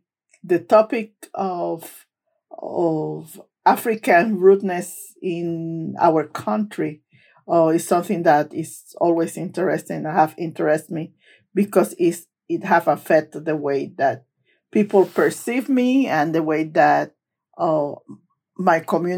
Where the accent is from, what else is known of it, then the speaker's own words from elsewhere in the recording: Barceloneta, Puerto Rico; English is a second language; moved away; I grew up in Puerto Rico in a very small town on the northern coast of Puerto Rico called Barceloneta.